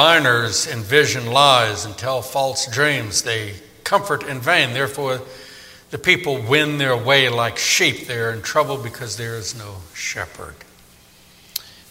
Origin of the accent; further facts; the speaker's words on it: New Orleans, Louisiana, United States; moved away; I grew up in New Orleans, and boy, does it rain a lot there